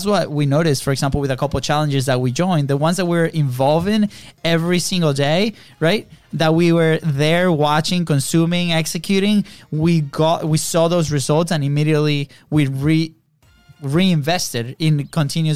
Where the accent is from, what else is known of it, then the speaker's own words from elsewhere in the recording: Venezuela; moved away; we grew up in Venezuela, different country